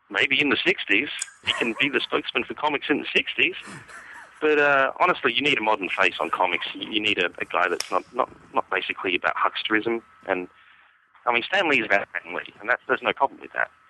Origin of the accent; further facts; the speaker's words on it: Australia; now in San Diego, United States; I'm currently in San Diego, California. But uh, I am probably I probably um, won't be here for for well, I'll probably see out the year, and then we don't know where we're going next. Possibly Canada, possibly Australia. Back home, maybe. But not to Perth.